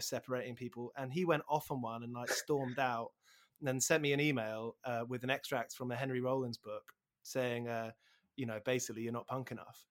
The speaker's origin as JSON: {"language": "English", "town": "Aylesbury", "region": "South East England", "country": "United Kingdom", "tie": "born or raised there", "also_born_or_lived": "Burko", "moved": "yes", "said": "growing up around Aylesbury before moving to Burko"}